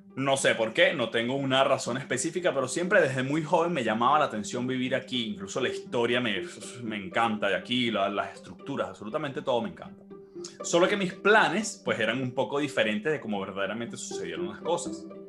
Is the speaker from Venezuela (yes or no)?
yes; Maracay, Aragua, Venezuela; soy nacido y criado en Venezuela, específicamente en Maracay, Estado de Aragua